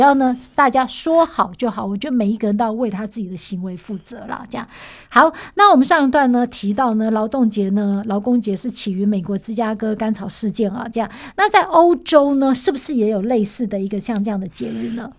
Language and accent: Chinese; Taiwan; 我们台湾人民总是蛮温柔的